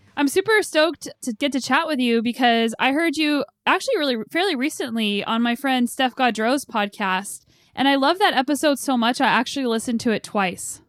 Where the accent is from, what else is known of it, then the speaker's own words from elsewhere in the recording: United States; now in Canada; living in Canada and being an American